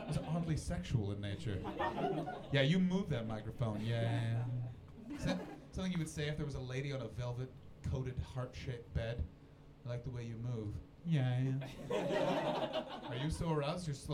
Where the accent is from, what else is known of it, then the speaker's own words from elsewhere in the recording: Canada; moved away; also born or lived in London; I come from Canada